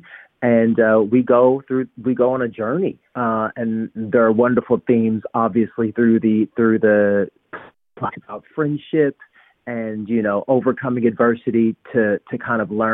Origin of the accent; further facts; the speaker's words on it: United States; I'm American